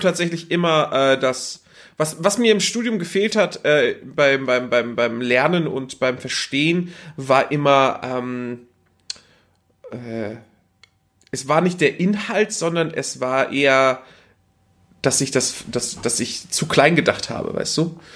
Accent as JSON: {"language": "German", "region": "Northern Germany", "country": "Germany", "tie": "born or raised there", "moved": "yes", "said": "ich war aus dem Norden"}